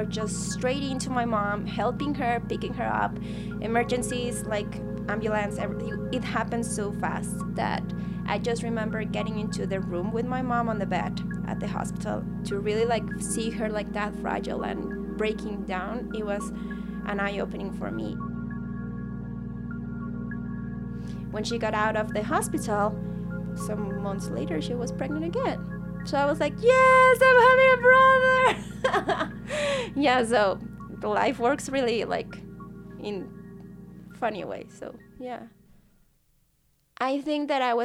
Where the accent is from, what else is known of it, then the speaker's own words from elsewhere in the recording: Guadalajara, Jalisco, Mexico; moved away as an adult; now in Edmonton, Canada; I come from Mexico, from Guadalajara. And I have been here in Canada for 2 amazing years